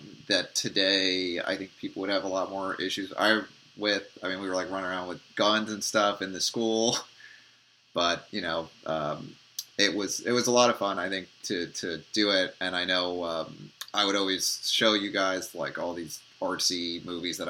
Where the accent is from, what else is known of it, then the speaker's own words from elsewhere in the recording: Mamaroneck, New York, United States; also born or lived in Santa Monica, Los Angeles; now in Los Angeles, United States; I'm originally from Mamaroneck